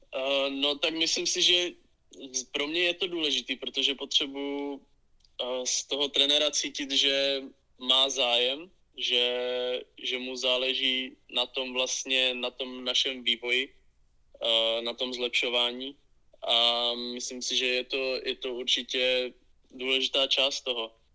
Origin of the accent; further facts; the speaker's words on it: Vyškov, South Moravian Region, Czechia; Já jsem začínal vlastně v klubu z mého rodného města H plus L Vyškov